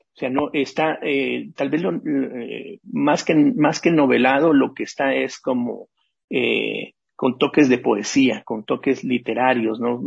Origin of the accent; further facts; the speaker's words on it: Guatemala; moved away as an adult; also born or lived in Nicaragua / Mexico; Yo salí de Guatemala porque me secuestraron en el año del en el 81